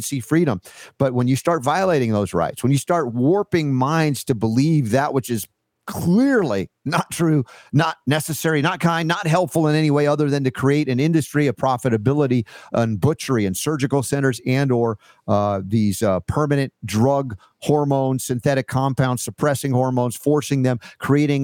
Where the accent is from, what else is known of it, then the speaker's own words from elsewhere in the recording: Atlanta, Georgia, United States; moved away; I grew up in Atlanta for 30 years